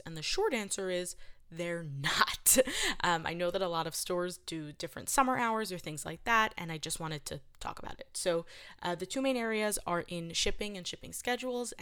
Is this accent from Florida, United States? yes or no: no; New York City, New York, United States; I'm from New York City. I'm a city girl